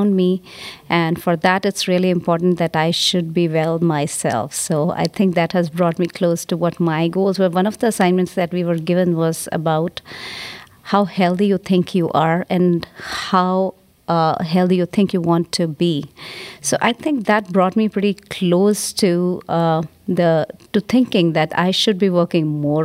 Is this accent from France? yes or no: no; India; moved away; I'm from India